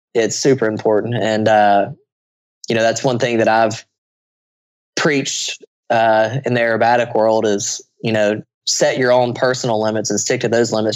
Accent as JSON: {"language": "English", "country": "United States", "said": "I'm an American."}